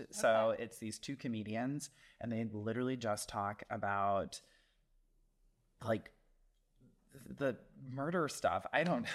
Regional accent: the area Jeffrey Dahmer is from, Midwest, United States; now in Chicago, United States; Jeffrey his Dahmer is from my hometown, so I'm like, well, not my hometown, but like my area.

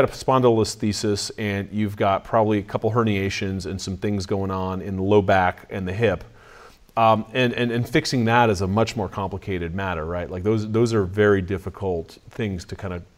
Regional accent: California, United States; I'm from California.

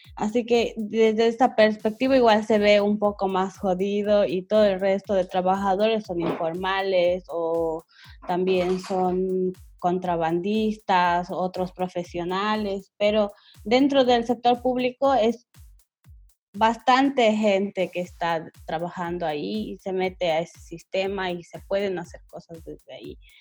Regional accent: Bolivia; nosotros tenemos como bolivianos

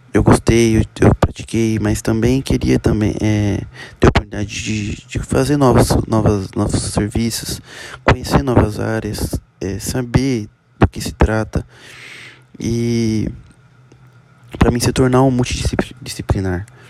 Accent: Presidente Prudente, São Paulo, Brazil; sou da, sou da cidade de Presidente Prudente, interior de São Paulo

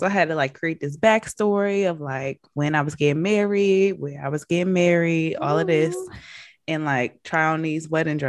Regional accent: Baltimore, Maryland, United States; now in Atlanta, United States; I am from Baltimore, Brandystown

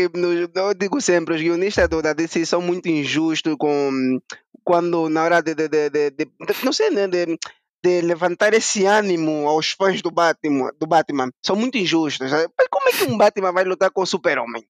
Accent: Angola; moved away as an adult; now in Portugal; nós somos angolanos

